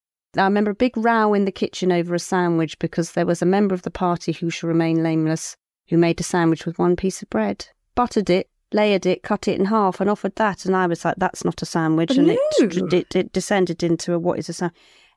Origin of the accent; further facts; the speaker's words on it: Cornwall, South West England, United Kingdom; I'm not Welsh, so I don't know. I'm Cornish.